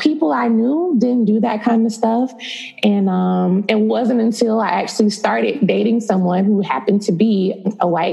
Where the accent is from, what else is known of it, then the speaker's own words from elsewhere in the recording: United States; also born or lived in Dallas, Texas / Tampa, Florida; I'm from Dallas and then from Tampa. So I grew up really half and half in both